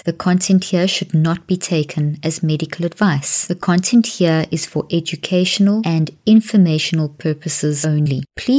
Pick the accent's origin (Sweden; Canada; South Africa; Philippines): South Africa; accent: South African; now in United States; I'm from South Africa, but I live in the States.